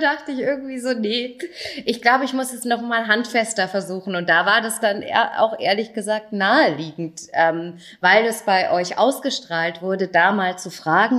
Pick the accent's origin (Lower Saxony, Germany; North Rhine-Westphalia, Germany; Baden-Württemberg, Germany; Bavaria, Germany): Bavaria, Germany; Großenseebach; also born or lived in Erlangen; in großen Seebach vorbeischauen, wo ich aufgewachsen bin.